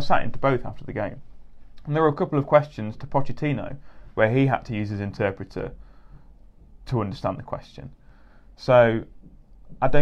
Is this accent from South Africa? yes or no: no; England, United Kingdom; as English fans